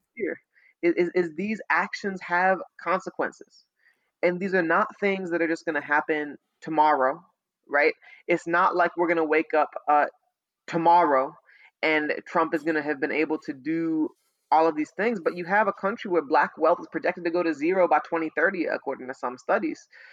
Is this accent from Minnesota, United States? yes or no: no; St. Louis, Missouri, United States; I'm from St. Louis